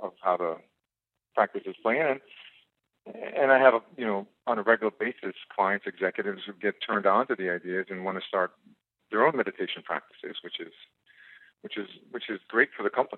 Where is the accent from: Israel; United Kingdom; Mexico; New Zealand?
Israel; also born or lived in South Africa; now in United States; I grew up in Israel and moved from Israel to South Africa. And from South Africa, I came to the United States